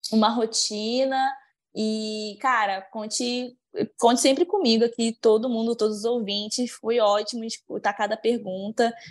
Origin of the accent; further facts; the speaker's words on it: Maranguape, Ceará, Brazil; tenho 26 anos e sou de Maranguape, Ceará.